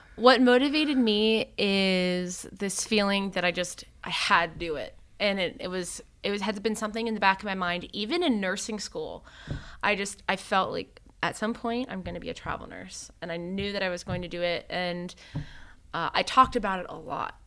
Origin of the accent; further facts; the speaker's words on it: Miami, Florida, United States; moved away as an adult; also born or lived in Tallahassee, Florida / Philadelphia area; I actually grew up in Miami